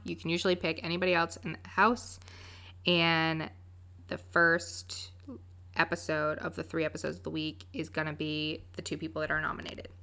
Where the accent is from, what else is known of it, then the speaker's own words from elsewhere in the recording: Winston-Salem, North Carolina, United States; I'm from Winston-Salem, North Carolina